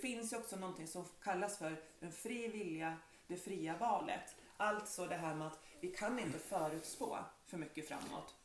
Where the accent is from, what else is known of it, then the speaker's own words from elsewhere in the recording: Bohus, Västra Götaland, Sweden; moved away as an adult; now in Bergby, Sweden; ursprungligen så kan man väl säga att jag är från Bohus